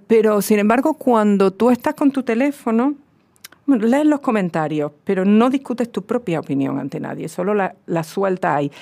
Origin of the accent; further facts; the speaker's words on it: south of the Iberian Peninsula, southern Spain, Spain; accent: southern peninsular Spanish; moved away; otro tipo de acento que tiene que ver con el sur de la península, con el mío